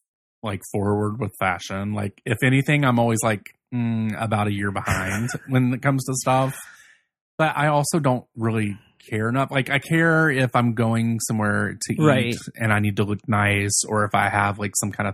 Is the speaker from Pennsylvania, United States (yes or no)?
no; Virginia, United States; now in Chicago, United States; where I grew up in Virginia